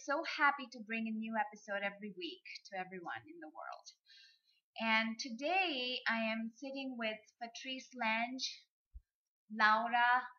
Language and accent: English; India; I'm from India.